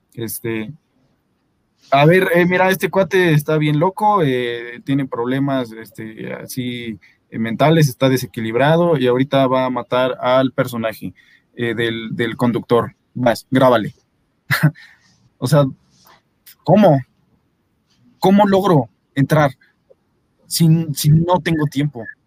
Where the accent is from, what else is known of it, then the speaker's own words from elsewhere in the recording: Mexico City, Mexico; accent: Mexico City accent; aquí en la Ciudad de México, nuestro acento